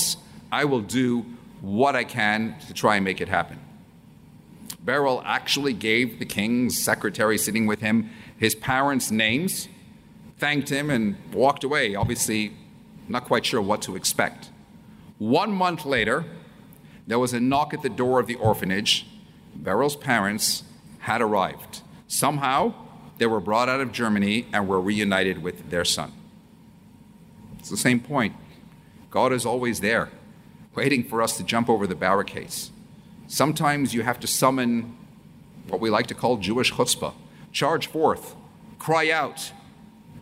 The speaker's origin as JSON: {"language": "English", "country": "Canada", "moved": "as an adult", "lives_now": "United Kingdom", "said": "I'm Canadian, yes, part of the Commonwealth, and I've been living in the UK now for 32 years"}